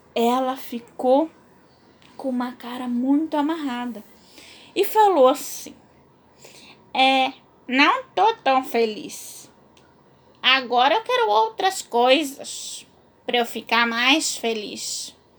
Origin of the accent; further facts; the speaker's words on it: Corumbá, Mato Grosso do Sul, Brazil; eu sou de Corumbá, Mato Grosso do Sul